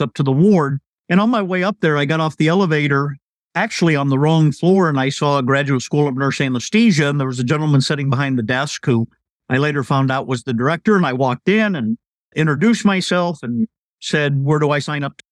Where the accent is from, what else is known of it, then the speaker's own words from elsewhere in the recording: Iowa, United States; moved away as an adult; I was able to move back to my home state, actually live in my hometown.